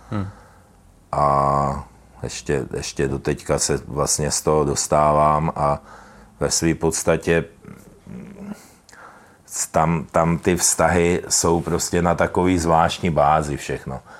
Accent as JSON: {"language": "Czech", "country": "Czechia", "said": "Můžu tím něčeho dosáhnout jako my jsme z Čech"}